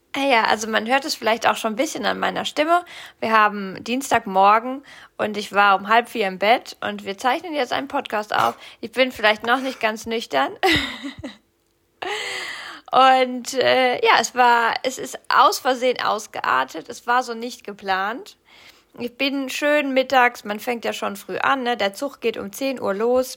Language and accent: German; Rhineland-Palatinate, Germany; moved away; also born or lived in Cologne, Germany; Aus der Pfalz, da wo ich herkomme, da sagt man noch Fasching